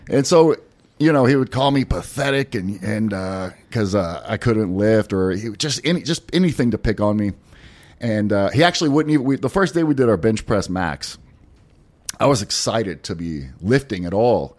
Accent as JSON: {"language": "English", "town": "Pasadena", "region": "Texas", "country": "United States", "moved": "yes", "said": "I am from Pasadena, Stinkadena."}